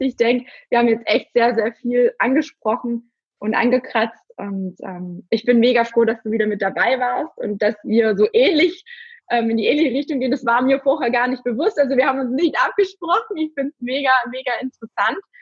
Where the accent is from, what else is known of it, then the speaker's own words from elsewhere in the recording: Germany; bei uns in Deutschland